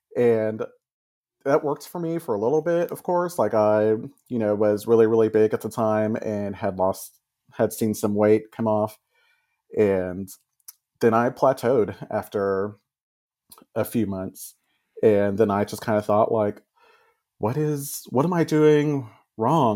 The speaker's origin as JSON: {"language": "English", "region": "Texas", "country": "United States", "tie": "born or raised there", "said": "I grew up here in Texas"}